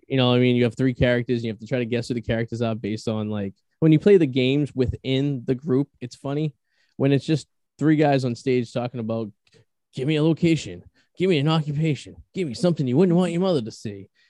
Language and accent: English; New England, United States